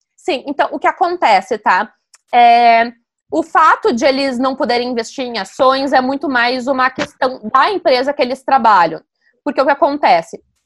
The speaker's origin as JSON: {"language": "Portuguese", "town": "Novo Hamburgo", "region": "Rio Grande do Sul", "country": "Brazil", "tie": "born or raised there", "moved": "yes", "said": "Em Novo Hamburgo, a minha cidade natal"}